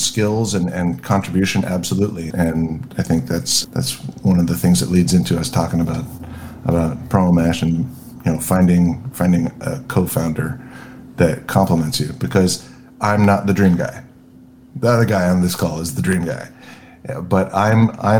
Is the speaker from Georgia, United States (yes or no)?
no; Southern California, United States; I grew up in Southern California